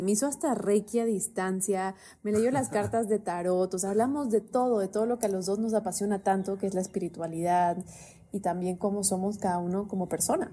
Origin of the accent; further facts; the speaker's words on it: Bolivia; now in Miami, United States; yo soy de Bolivia